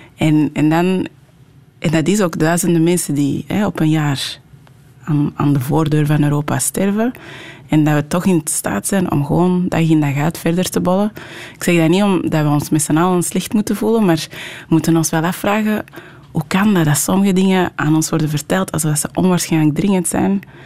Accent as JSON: {"language": "Dutch", "town": "Merksem", "region": "Flanders", "country": "Belgium", "tie": "born or raised there", "also_born_or_lived": "Anderlecht, Brussels", "first_language": "French", "second_language": "Dutch", "moved": "yes", "lives_now": "Portsmouth, United Kingdom", "said": "toen ik vier en een half was, ongeveer samen met mijn zus, eh, richting Antwerpen gekomen. Ehm, ons moeder was, eh, overleden. We zijn eigenlijk in een pleeggezin in het Antwerpse terechtgekomen"}